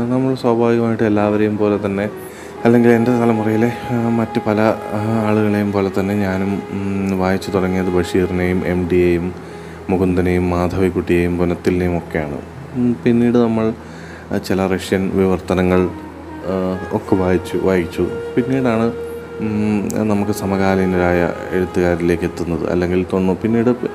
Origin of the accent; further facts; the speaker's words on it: Keezhpally, Kerala, India; കണ്ണൂർ ജില്ലയിലെ കീഴ്പ്പള്ളി എന്ന ചെറിയ ഗ്രാമത്തിലാണ് ഞാൻ ജനിച്ചത്